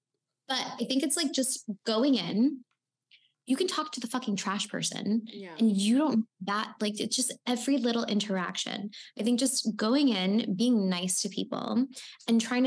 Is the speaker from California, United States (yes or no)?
no; Miami, Florida, United States; I'm from Miami